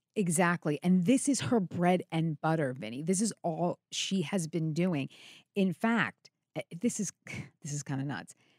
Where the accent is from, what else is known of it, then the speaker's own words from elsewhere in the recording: New York, United States; as a New Yorker, a New York lawyer